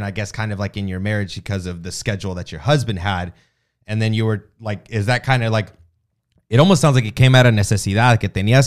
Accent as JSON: {"language": "English", "region": "the South", "country": "United States", "tie": "born or raised there", "said": "I was born and raised in the South, so it's a little bit slower here"}